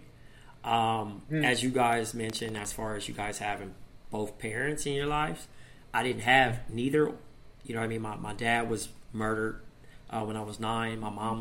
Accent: Compton, California, United States; growing up in Compton and dealing with the streets

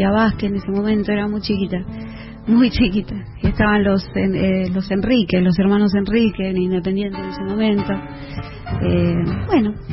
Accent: Valentín Alsina, Buenos Aires Province, Argentina; soy del barrio de Perico Pérez

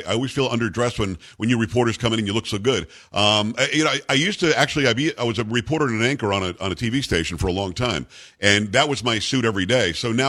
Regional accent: South Florida, United States; now in Texas, United States; Well, I grew up in South Florida, so I didn't deal with it too much, but I did spend a little bit of time in Tallahassee.

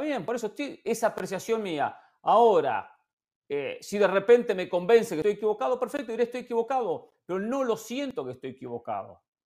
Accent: Argentina; mi posición como argentino

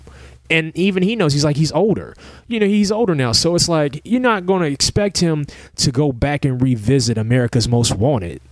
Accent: Ohio, United States; where I grew up at in Ohio

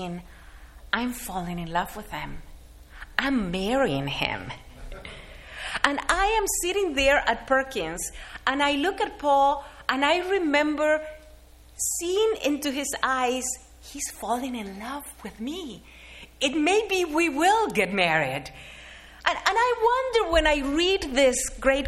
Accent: Argentina; moved away; as a kid growing up in Argentina

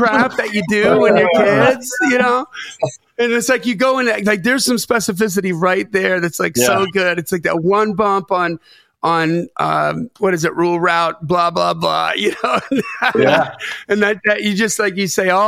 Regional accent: Lake Geneva, Wisconsin, United States; moved away; also born or lived in Delavan, Wisconsin; I grew up in Lake Geneva, Wisconsin, Delvin, Wisconsin. So southeastern, just about an hour and 15 minutes north of Chicago.

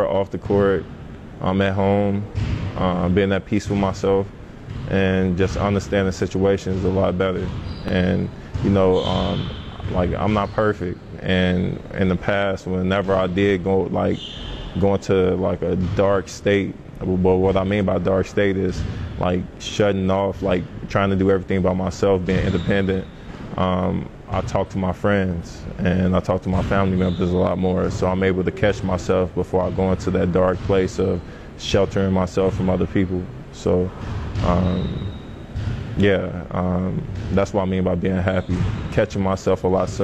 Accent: Chicago, Illinois, United States; I was from Chicago.

